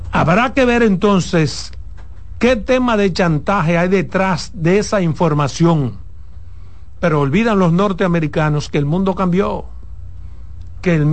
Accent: Dominican Republic; Pero eso me luce a mí como dominicano, no solo decirlo, demandarlo al gobierno.

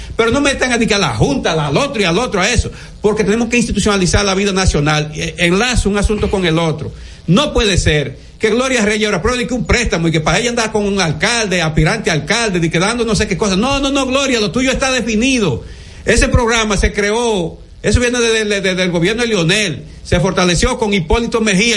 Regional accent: Dominican Republic; como ciudadano dominicano

